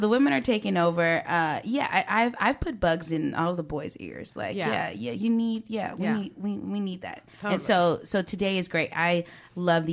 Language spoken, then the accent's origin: English; Inglewood, California, United States; I'm from Inglewood, West Side till I die.